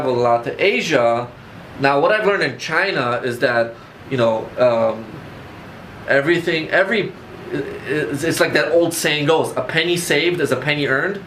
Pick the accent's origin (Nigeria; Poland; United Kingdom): Poland; now in Chicago, United States; I was born in Poland, I came to Chicago